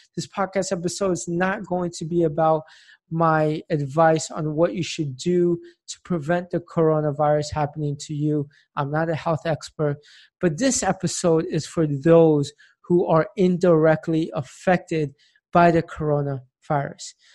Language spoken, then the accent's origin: English; Tampa, Florida, United States; now in Philadelphia, United States; my hometown, Tampa, Florida